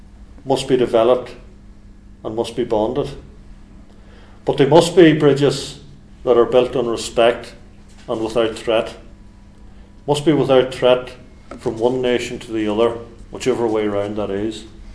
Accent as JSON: {"language": "English", "region": "Northern Ireland", "country": "United Kingdom", "tie": "born or raised there", "said": "I live and was brought up in a community that is very mixed in terms of how people classify themselves. I classify myself as British and Unionist, and many of my neighbours classify themselves as Irish and Nationalist."}